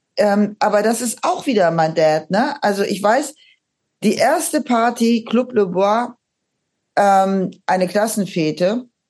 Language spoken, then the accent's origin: German; Aachen, North Rhine-Westphalia, Germany; now in Schleswig-Holstein, Germany; ich komme aus Aachen, aus diesem äh, katholischen Aachen mit dem Dom